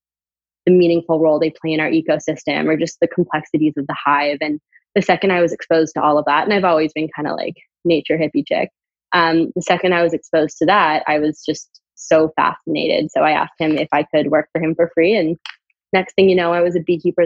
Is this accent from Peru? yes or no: no; Canada; And I'm from Canada. I went to college in Canada